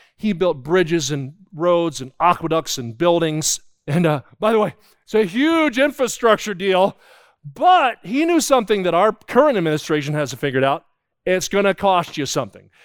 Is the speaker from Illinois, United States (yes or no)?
no; New Jersey, United States; I grew up in New Jersey